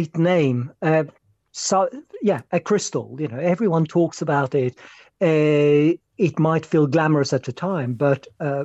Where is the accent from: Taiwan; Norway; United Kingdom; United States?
Norway; moved away; I was born in Norway